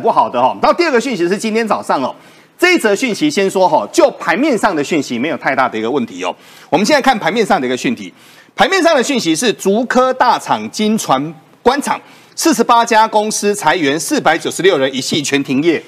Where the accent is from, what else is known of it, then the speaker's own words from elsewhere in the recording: Taiwan; 我们台湾人自己补工，补缺，补缺不到嘛